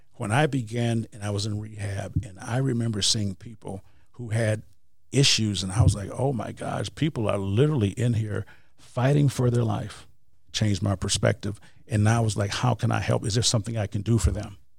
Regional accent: Wisconsin, United States; moved away; I am from Wisconsin

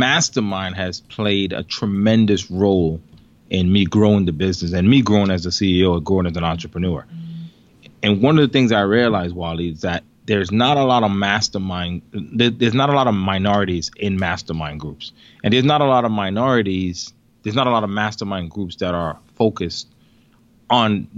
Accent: New York City, New York, United States; also born or lived in Jamaica; I migrated here when I was 8

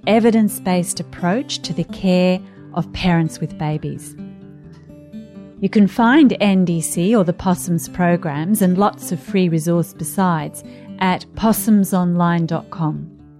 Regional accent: Australia; I'm an Australian GP and researcher

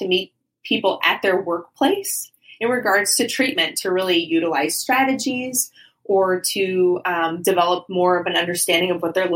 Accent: Ohio, United States; moved away as an adult; now in Florida, United States; I'm not from Florida. I'm from Ohio originally.

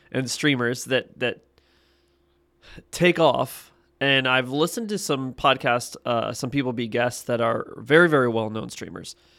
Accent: Ohio, United States; now in Texas, United States; I'm from Texas, originally from Ohio

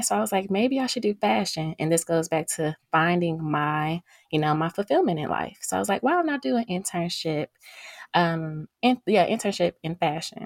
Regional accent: Cedar Hill, Texas, United States; also born or lived in Houston, Texas; I'm from Cedar Hill, Texas, and graduated from Cedar Hill High School

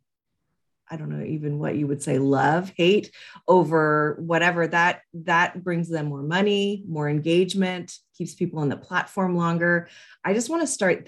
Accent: Canada; as a Canadian

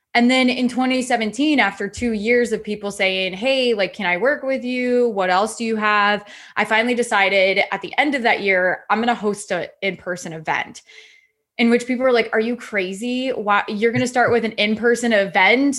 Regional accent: Iowa, United States; I'm originally from Iowa

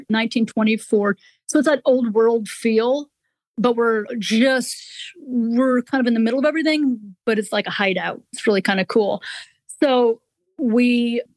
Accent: Kankakee, Illinois, United States; now in Nashville, United States; I grew up outside of Chicago, a little farm community, Kankakee, Illinois

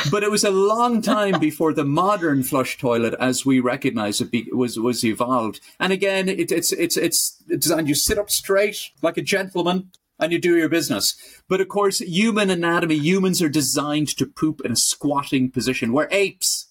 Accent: Ireland; I'm Irish

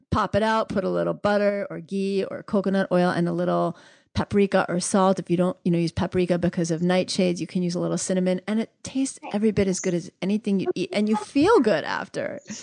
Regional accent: New York City, New York, United States; moved away; also born or lived in Atlanta, Georgia; I grew up in New York City

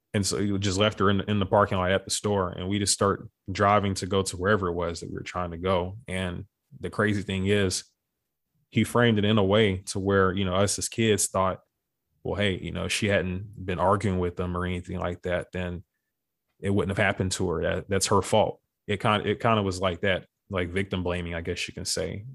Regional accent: Beaumont, Texas, United States; also born or lived in Houston; we ended up moving back home to Beaumont, which, which is my hometown in Texas.

